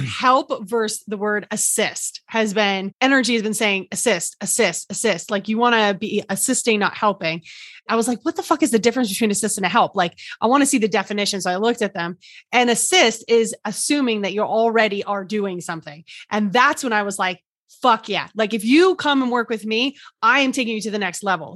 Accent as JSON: {"language": "English", "region": "New Jersey", "country": "United States", "said": "I'm from New Jersey."}